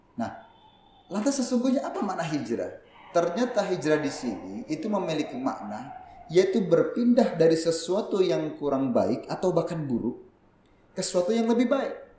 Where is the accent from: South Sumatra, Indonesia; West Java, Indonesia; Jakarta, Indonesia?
Jakarta, Indonesia; moved away as an adult; now in Tegal, Indonesia; Saya lahir dan besar di Jakarta. Jadi walaupun sekarang tinggal di Tegal, ya ini masih belajar bahasa Jawa ini